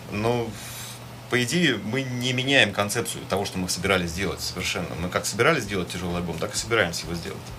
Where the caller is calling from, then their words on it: Berlin, Germany; сегодня звоню из города до Берлина.